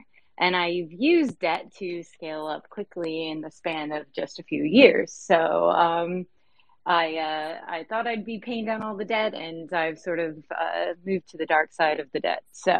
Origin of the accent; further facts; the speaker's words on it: Tampa Bay area, Florida, United States; But I am from the Tampa Bay area as well. My husband and I were both teachers